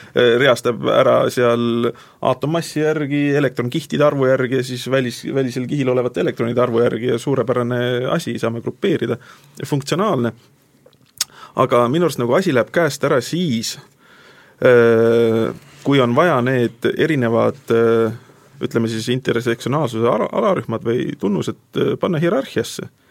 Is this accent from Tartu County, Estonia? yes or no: yes; Tartu, Tartu County, Estonia; ma olen tartlane